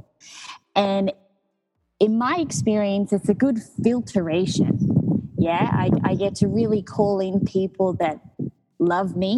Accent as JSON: {"language": "English", "country": "Australia", "also_born_or_lived": "Mexico", "moved": "as an adult", "said": "being an Australian, I lived a very settled status quo lifestyle"}